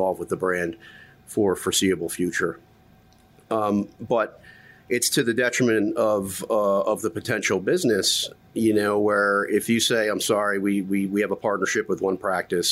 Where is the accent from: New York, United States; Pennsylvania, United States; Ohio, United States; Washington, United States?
New York, United States; Middletown; grew up upstate New York. I say upstate, but it's only about an hour and a half.